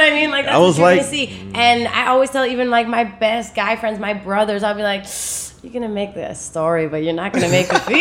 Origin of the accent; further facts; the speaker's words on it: Toronto, Ontario, Canada; moved away as an adult; also born or lived in Germany / Afghanistan; now in New York, United States; I was born in Germany in that journey. And then we grew up in Canada, grew up in Toronto.